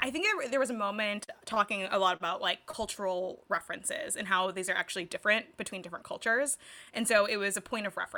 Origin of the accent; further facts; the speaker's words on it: United States; as an Asian American